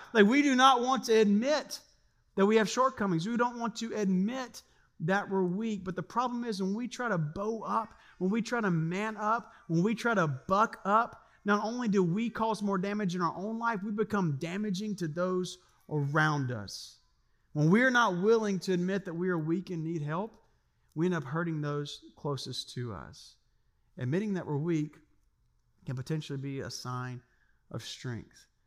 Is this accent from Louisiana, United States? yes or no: yes; Louisiana, United States; now in Siegen, Germany; I grew up in Louisiana